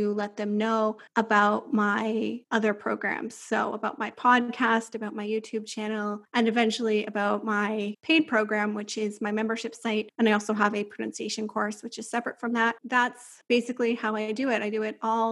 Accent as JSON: {"language": "English", "region": "Ontario", "country": "Canada", "also_born_or_lived": "São Paulo, Brazil", "moved": "as an adult", "lives_now": "Switzerland", "said": "I come from Ontario, which is a very flat area, a lot of farmlands and stuff."}